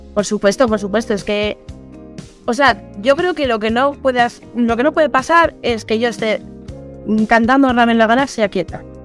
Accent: Asturias, Spain; also born or lived in Madrid / Seville; soy asturiana eh, y bueno, ya he vivido eh, eh, un año en Madrid, también he vivido en Sevilla

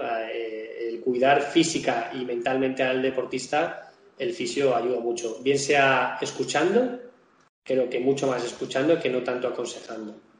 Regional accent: Majorca, Balearic Islands, Spain; yo soy mallorquín

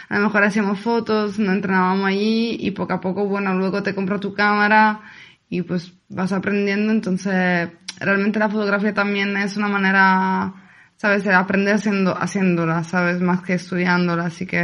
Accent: Palermo, Sicily, Italy; Spanish is a second language; moved away as an adult; now in Spain; de, Sicilia, de la isla que está al sur de Italia.

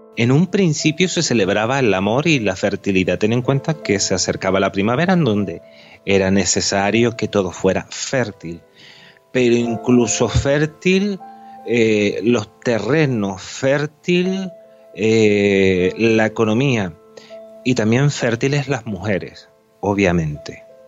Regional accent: Canary Islands, Spain; yo soy canario

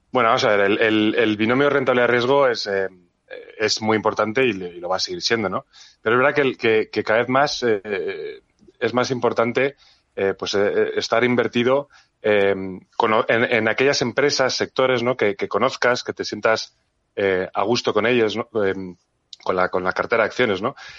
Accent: Spain; somos españoles, sino que también somos, somos europeos

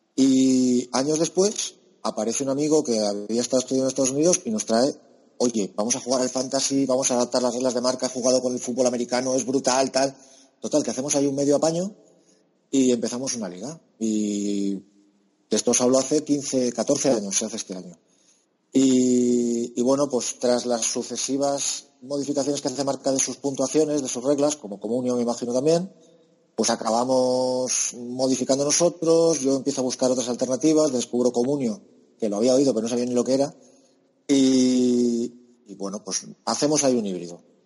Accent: Alicante, Valencian Community, Spain; yo que soy de Alicante, que tengo al Hércules

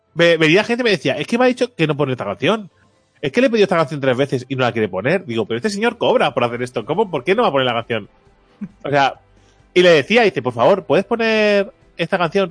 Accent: Catalonia, Spain; soy catalán

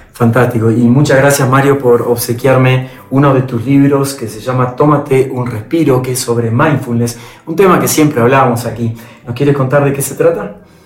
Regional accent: Argentina; mi país, en Argentina

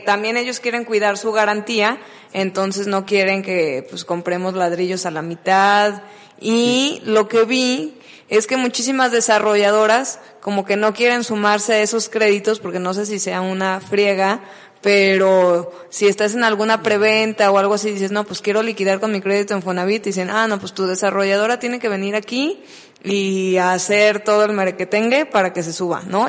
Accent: Mexico; como buena persona mexicana

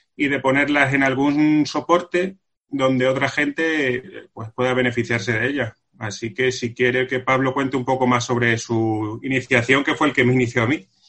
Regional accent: Villafranca de los Barros, Extremadura, Spain; somos dos extremeños

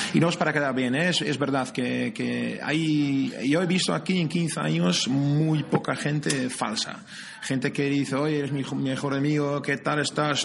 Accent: near Amsterdam, North Holland, Netherlands; moved away as an adult; now in San Sebastián, Spain; soy de cerca de Ámsterdam

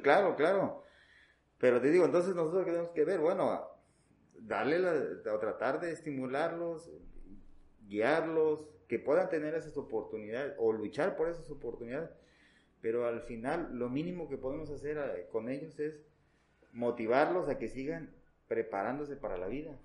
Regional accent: Veracruz, Mexico; en, el caso de nuestro estado

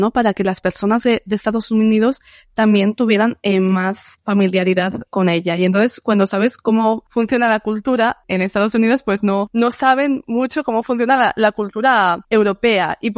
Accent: Netherlands; Spanish is a second language; soy de, soy holandés de, de los Países Bajos siempre la historia le rodea algo supernatural

